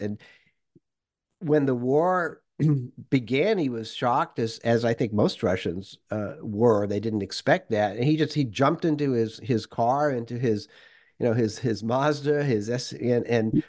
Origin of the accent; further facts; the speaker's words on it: Worcester, Massachusetts, United States; moved away as an adult; also born or lived in Moscow; growing up in Worcester, Massachusetts